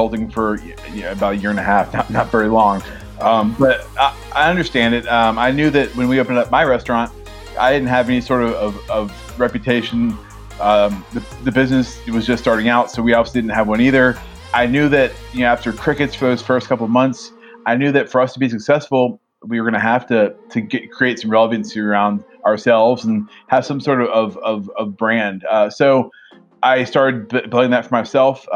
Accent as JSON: {"language": "English", "town": "Atlanta", "region": "Georgia", "country": "United States", "tie": "born or raised there", "moved": "as an adult", "lives_now": "Virginia, United States", "said": "I grew up in Atlanta from a great family"}